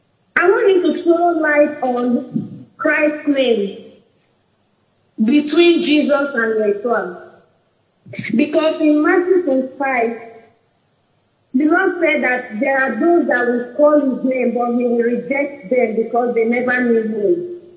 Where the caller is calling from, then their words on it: Benin City, Edo, Nigeria; I'm calling from Benin.